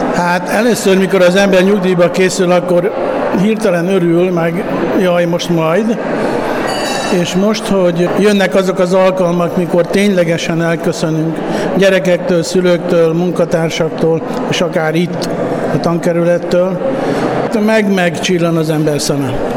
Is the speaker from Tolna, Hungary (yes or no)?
yes; Bogyiszló, Tolna, Hungary; Bogyiszlón, itt én jövök, ahon én általános iskolába is jártam, elég sok szegény sorsú ember él, cigány közösség is. És én közöttük nőttem fel